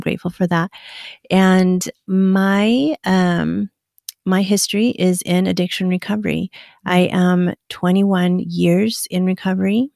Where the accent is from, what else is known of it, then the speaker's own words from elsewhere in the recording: Afton, Wyoming, United States; moved away; actually raised in a small little town in wyoming